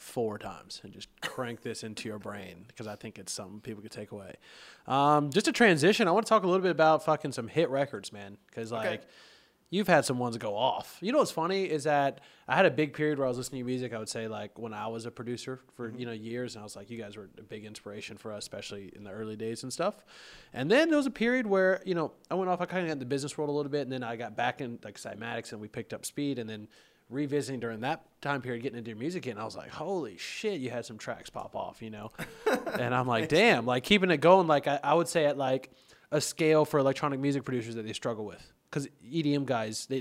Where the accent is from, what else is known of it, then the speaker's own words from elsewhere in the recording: Georgia, United States; good old Georgia, you know, down here